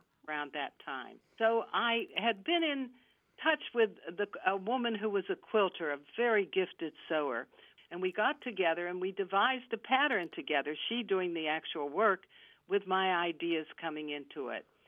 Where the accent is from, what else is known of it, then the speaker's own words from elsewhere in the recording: Pittsburgh, Pennsylvania, United States; moved away as an adult; also born or lived in Johnstown, Pennsylvania; I'm from Pittsburgh